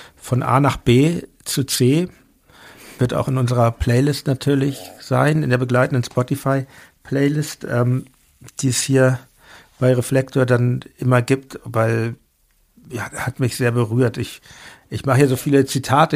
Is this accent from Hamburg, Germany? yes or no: yes; Hamburg, Germany; now in Berlin, Germany; ich bin in Hamburg aufgewachsen, meine Eltern sind Berliner